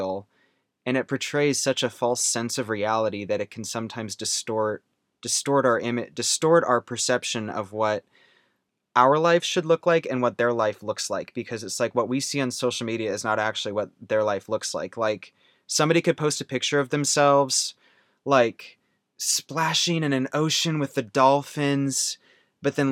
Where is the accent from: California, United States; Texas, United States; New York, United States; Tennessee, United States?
Texas, United States; Rowlett; born or raised there; also born or lived in Wisconsin